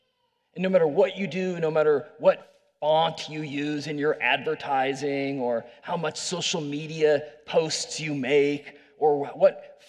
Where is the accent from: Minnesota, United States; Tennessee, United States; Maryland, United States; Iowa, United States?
Iowa, United States; Iowa City; moved away as an adult; I was born there, raised there. I love Iowa City